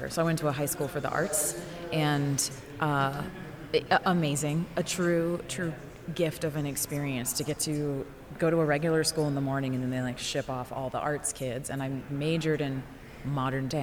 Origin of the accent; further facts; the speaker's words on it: Virginia Beach, Virginia, United States; moved away as an adult; also born or lived in Miami / New York; I grew up in Virginia Beach, Virginia, went to school in Miami, lived in New York for 10 years